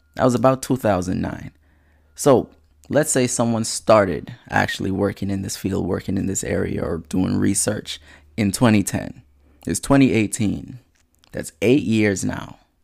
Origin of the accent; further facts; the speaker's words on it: Nassau, New Providence, Bahamas; now in United States; Bahamas born, bred, and cadet.